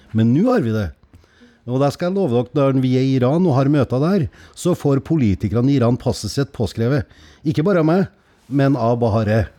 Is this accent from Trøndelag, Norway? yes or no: yes; Skogn, Trøndelag, Norway; er fra Skogn